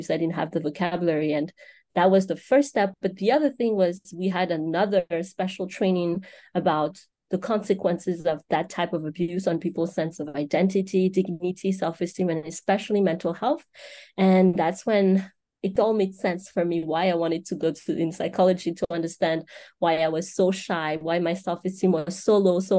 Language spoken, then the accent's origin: English; Madagascar; moved away as an adult; now in United States; seven, seven, eight years ago uh, when I uh, moved to the United States. So I grew up all my life in Madagascar and uh, I came here